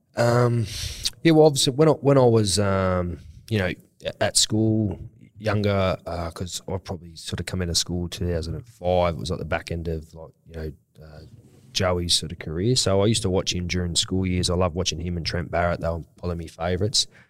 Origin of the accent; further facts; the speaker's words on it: Sydney, New South Wales, Australia; I'm from Western Sydney